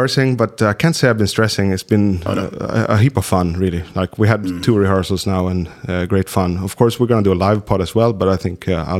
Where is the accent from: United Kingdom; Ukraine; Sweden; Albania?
Sweden; For us Swedes